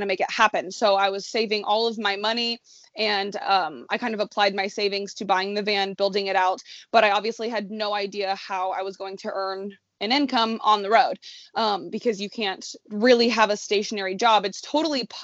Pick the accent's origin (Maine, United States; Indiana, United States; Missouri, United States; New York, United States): Indiana, United States; Indianapolis; moved away as an adult; also born or lived in Chicago, Illinois; I'm born and raised in Indianapolis, Indiana, and I went to college in Chicago.